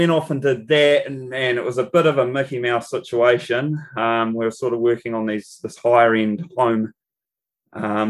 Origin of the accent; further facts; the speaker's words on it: Whanganui, Manawatū-Whanganui, New Zealand; I grew up in Whanganui, on the west coast of the North Island, New Zealand.